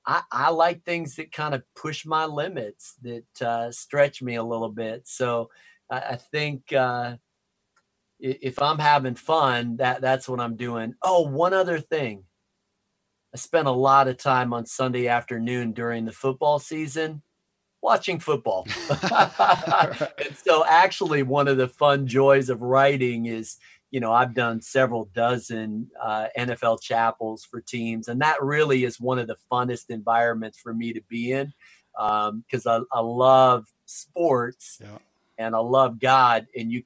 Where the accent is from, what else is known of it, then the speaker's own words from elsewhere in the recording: Chicago, Illinois, United States; also born or lived in Minneapolis / Wisconsin; I'm from Chicago, so I like the Cubs, but I'm wearing a little Nats hat because World Series contender. And then I was born in Minneapolis and then moved to Wisconsin.